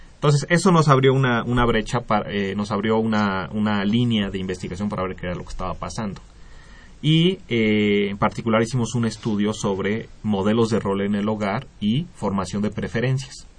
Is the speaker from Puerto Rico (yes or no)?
no; Mexico; como población mexicana